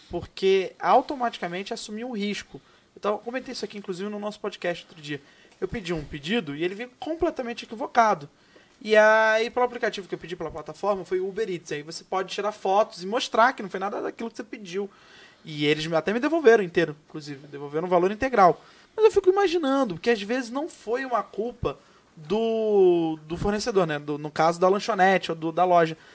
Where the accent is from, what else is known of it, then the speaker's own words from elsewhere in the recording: São Paulo, Brazil; Sou de São Paulo, ah. moro aqui em Vila Mariana.